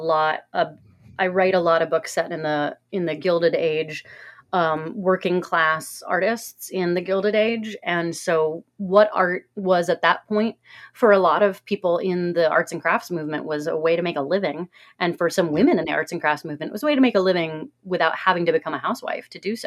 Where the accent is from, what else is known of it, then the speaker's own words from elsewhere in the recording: Cincinnati, Ohio, United States; I'm from Cincinnati